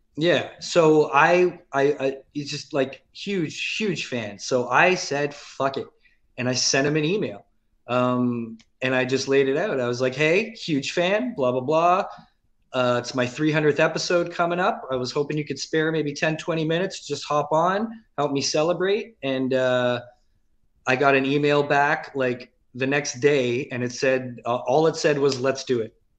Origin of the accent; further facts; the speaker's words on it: Mississauga, Ontario, Canada; also born or lived in St. Catharines, Ontario; when I was nine years old, we moved to Mississauga from St. Catharines. I, I was born and grew up in St. Catharines till we were nine. Then moved to Mississauga